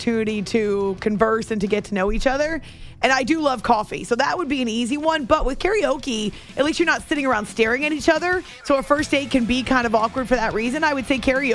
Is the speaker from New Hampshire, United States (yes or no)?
yes; New Hampshire, United States; I've been listening to NFL on radio since I was growing up in New Hampshire as a kiddo